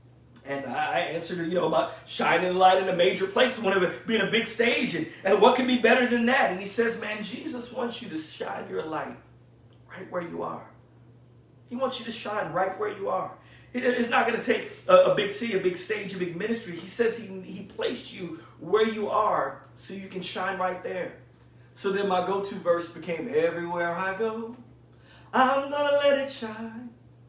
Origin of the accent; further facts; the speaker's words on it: South Bend, Indiana, United States; my go-to verse always at the time growing up in South Bend, Indiana, was shine all over Chicago.